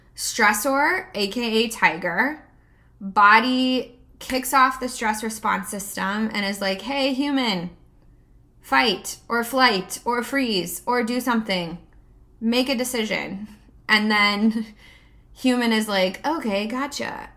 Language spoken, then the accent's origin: English; United States